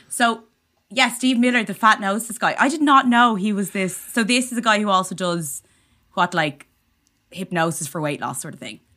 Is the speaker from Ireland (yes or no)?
yes; Ireland; as Irish people, we